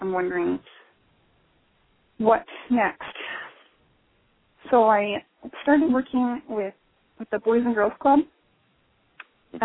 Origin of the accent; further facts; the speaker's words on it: Montana, United States; I grew up in Montana, and I'm still here.